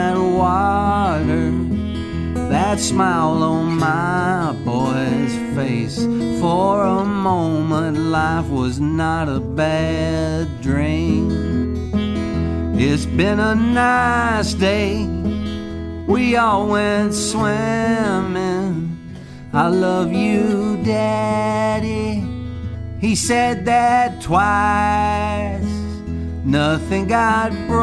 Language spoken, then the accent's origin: English; Madisonville, Kentucky, United States; also born or lived in Sturgis, Kentucky / West Paducah, Kentucky; now in Nashville, United States; born and raised in Western Kentucky, born in Sturgis